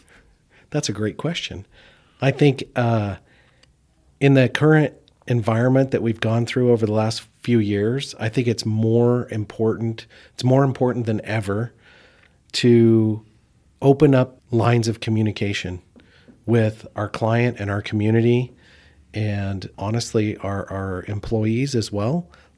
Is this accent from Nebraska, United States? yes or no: no; Idaho, United States; I was born and raised here in Idaho, so I have been here most of my life, other than a brief stint when I was in the military outside of the state.